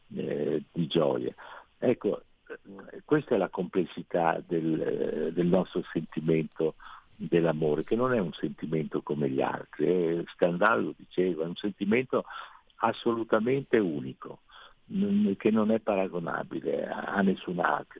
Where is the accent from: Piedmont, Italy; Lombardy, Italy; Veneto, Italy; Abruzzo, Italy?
Veneto, Italy; non sono friulano ma sono eh, veneto